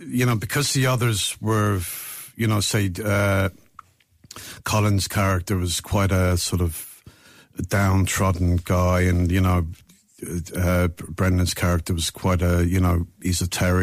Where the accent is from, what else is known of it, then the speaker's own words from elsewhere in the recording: London, United Kingdom; I was born in London but of Irish parents